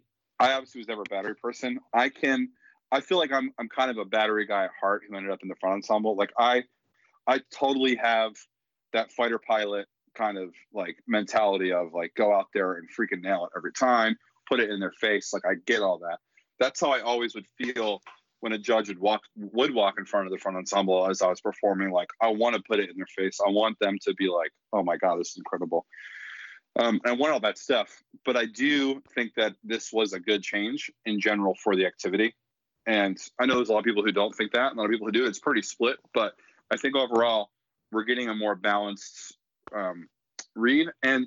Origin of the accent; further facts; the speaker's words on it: East Coast, United States; even though I'm from the East Coast and I grew up in the Crossing Cadets Crown world